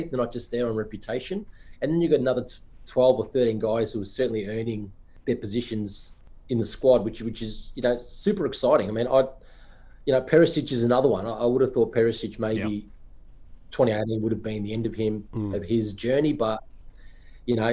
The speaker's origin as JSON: {"language": "English", "country": "Australia", "said": "as an Aussie"}